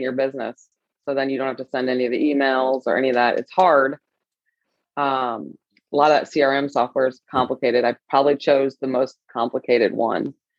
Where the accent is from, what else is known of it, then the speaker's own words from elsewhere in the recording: St. Louis, Missouri, United States; also born or lived in Michigan / Los Angeles; I was born and raised in St. Louis